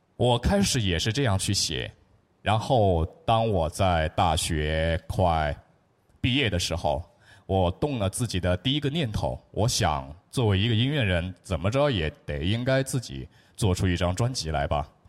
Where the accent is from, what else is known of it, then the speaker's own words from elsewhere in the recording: Chongqing, China; 我是一位来自重庆的小学语文班主任